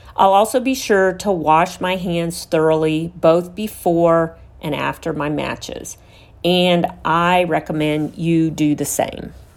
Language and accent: English; Houston, Texas, United States; here in my hometown of Houston, Texas